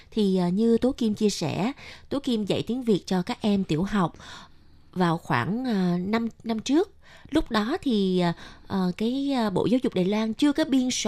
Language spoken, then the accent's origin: Vietnamese; Ho Chi Minh City, Vietnam; thì như mình miền nam mình ở sài gòn mình đi học uh, chữ cái với cô giáo thì đa phần cô giáo của mình cũng là người miền Nam